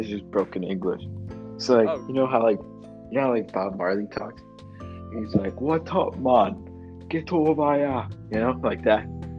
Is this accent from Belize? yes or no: yes; Belize; first language Belizean Creole